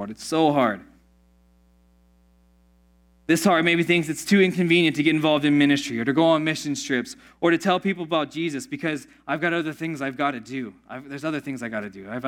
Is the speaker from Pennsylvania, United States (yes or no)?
yes; Pittsburgh, Pennsylvania, United States; Growing up in Pittsburgh, there's this town called Oakmont called Oakmont because of all the oak trees.